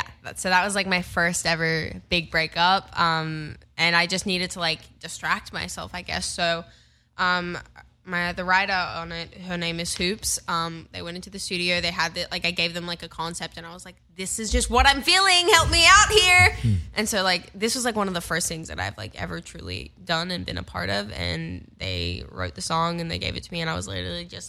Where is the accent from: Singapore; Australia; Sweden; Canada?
Australia; Perth, Western Australia; moved away; I get to go to my hometown. I get to perform in my hometown, Perth